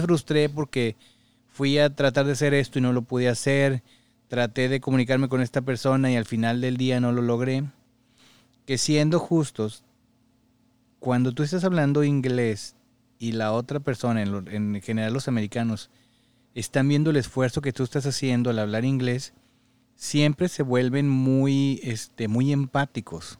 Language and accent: Spanish; Mexico; moved away; como mexicano, pues la cultura es así